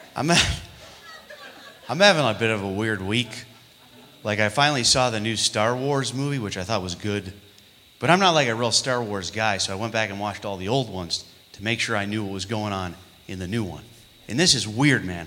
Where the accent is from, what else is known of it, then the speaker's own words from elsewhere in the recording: New York, United States; moved away; I'm from New York